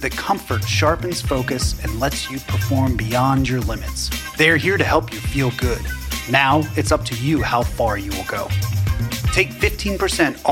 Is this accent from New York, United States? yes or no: yes; New York City, New York, United States; being a New Yorker